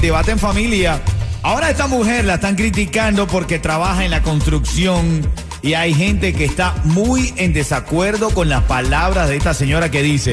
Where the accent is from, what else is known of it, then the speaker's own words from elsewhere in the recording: Cuba; now in Miami, United States; de allá donde yo soy, de Buenavista